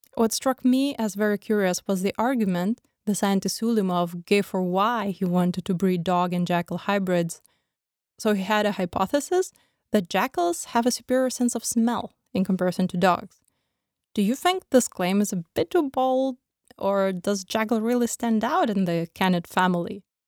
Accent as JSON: {"language": "English", "country": "Lithuania", "said": "my home country, Lithuania."}